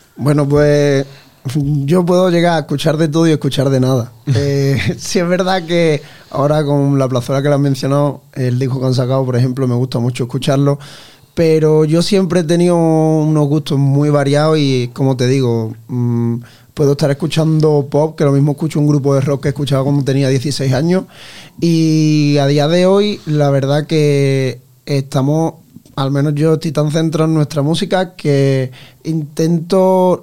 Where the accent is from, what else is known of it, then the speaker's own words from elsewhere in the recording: Ayamonte, Andalusia, Spain; moved away as an adult; now in Santa Fe, Spain; Yo soy de Ayamonte, un pueblo de Huelva. Me vine aquí precisamente a estudiar